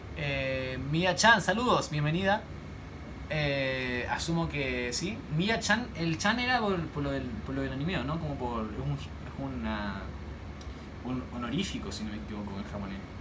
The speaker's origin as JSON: {"language": "Spanish", "country": "Chile", "said": "yo soy chileno, como las subalpillas, como la empanada"}